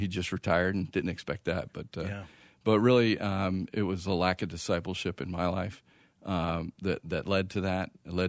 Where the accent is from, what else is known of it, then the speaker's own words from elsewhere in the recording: Phoenix, Arizona, United States; I grew up here in Phoenix